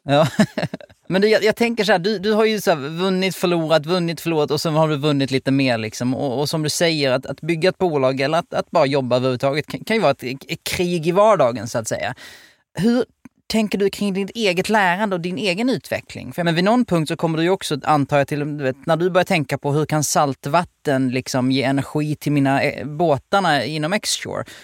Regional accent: outside Helsingborg, Skåne, Sweden; jag är uppväxt utanför Helsingborg

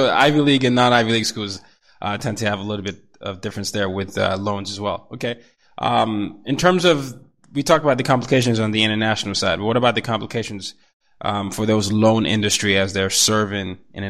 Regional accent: Nigeria; also born or lived in Asia; I'm a Nigerian. You know, I grew up partly in Asia as well as in Africa.

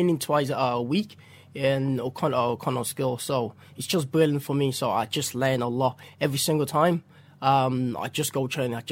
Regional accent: Nigeria; English is a second language; now in Ireland; I'm from Nigeria originally.

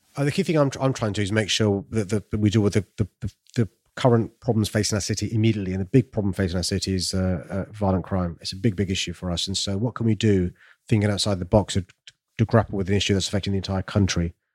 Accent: London, United Kingdom; I'm from South London, raised in a council estate

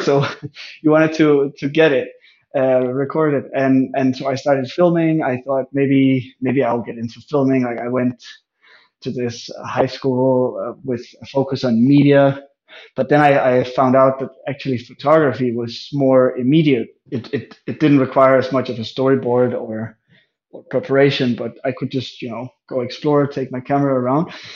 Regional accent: just outside Aarhus, Central Denmark Region, Denmark; I was born in 1990 in Denmark, uh, just outside of the second largest city called Aarhus

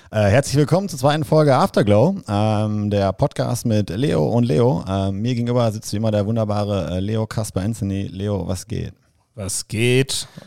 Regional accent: Münster, North Rhine-Westphalia, Germany; also born or lived in Dortmund; Ich bin in Münster aufgewachsen, habe in Dortmund studiert, aber ja, stimmt.

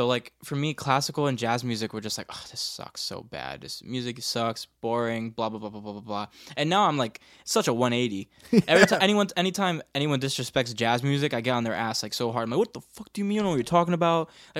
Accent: Bridgeport, Connecticut, United States; Like, when I come from Bridgeport, Connecticut, hip-hop, you know, like, R&B, like, soul, you know, any of that stuff, pop music, all that stuff was ingrained in me at a very early age, you know?

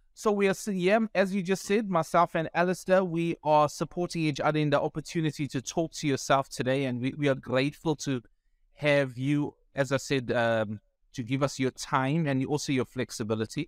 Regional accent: Pietermaritzburg, KwaZulu-Natal, South Africa; I speak Afrikaans and I'm from Pietermaritzburg.

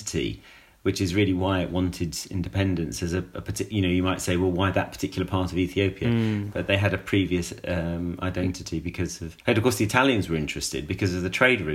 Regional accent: United Kingdom; as a British person

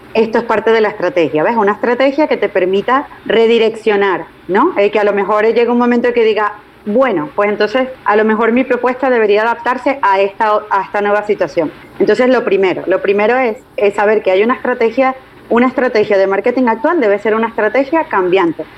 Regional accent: Caracas, Capital District, Venezuela; moved away as an adult; also born or lived in Puerto Rico / Spain; mi ciudad natal, en Caracas

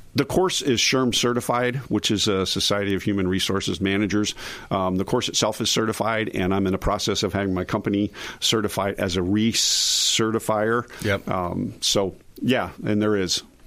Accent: outside of Philadelphia, Pennsylvania, United States; now in Tampa, United States; growing up outside of Philly

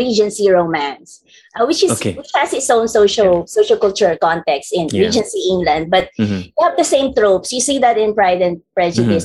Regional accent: Philippines; we're Filipinos are Anglophones

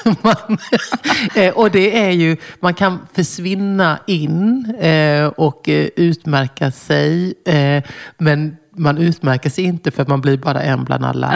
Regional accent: Småland, Sweden; moved away; also born or lived in Brussels; där jag växte upp mitt i skogen i Småland

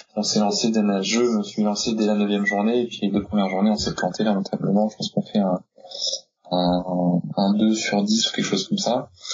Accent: Normandy, France; je suis normand

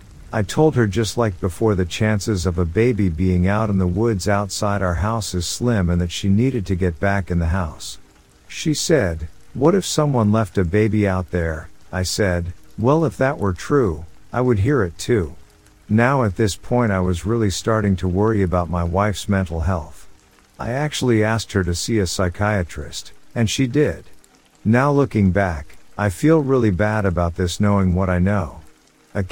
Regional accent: Oregon, United States; now in Las Vegas, United States; Me growing up in Oregon loved the rain, and for the past 10 years we lived in Vegas

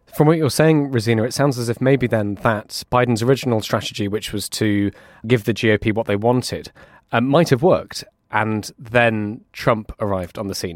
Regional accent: United Kingdom; being a Brit

